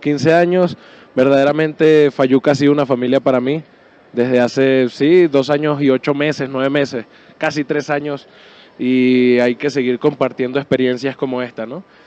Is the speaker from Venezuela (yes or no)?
yes; Venezuela; now in Mexico; Yo soy de Venezuela